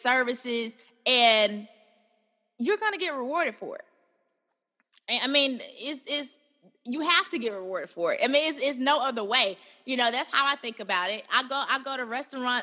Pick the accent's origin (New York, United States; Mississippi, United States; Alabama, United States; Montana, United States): Alabama, United States; Birmingham; I'm from Birmingham, Alabama.